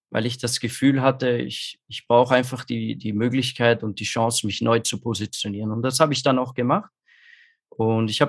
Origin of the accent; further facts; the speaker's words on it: Austria; Also ich komme aus Österreich, was man wahrscheinlich vielleicht hören kann.